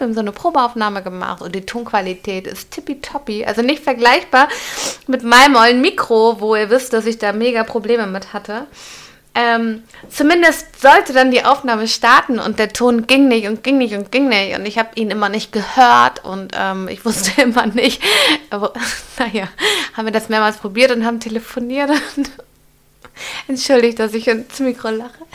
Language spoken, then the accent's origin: German; Hamburg, Germany; Ich bin ja auch Hamburgerin